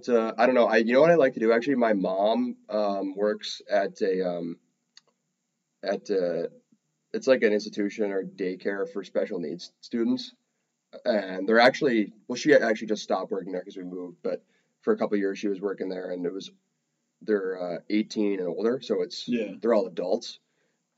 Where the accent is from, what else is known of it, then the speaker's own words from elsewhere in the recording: New Jersey, United States; also born or lived in Danville, California; club hockey growing up in Jersey